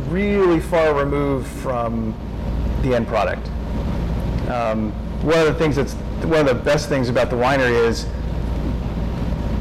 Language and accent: English; Seattle, Washington, United States; now in Portland, United States; I'm from Seattle